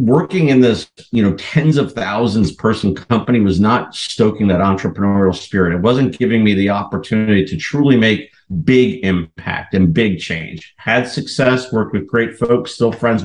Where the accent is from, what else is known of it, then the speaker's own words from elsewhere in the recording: New York area, United States; accent: New York; now in Chicago, United States; originally born and raised in the New York area. When I get angry, the New York comes out